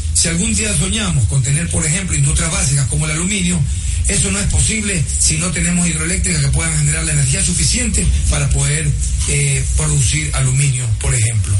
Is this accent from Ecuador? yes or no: yes; Ecuador